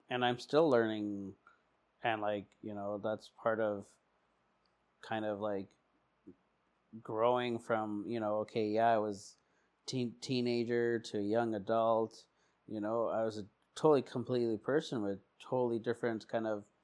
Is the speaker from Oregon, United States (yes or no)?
yes; Portland, Oregon, United States; Okay, I was born in Portland.